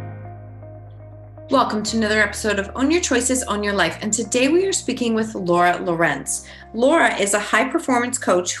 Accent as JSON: {"language": "English", "town": "Kitchener", "region": "Ontario", "country": "Canada", "said": "we're from the same city"}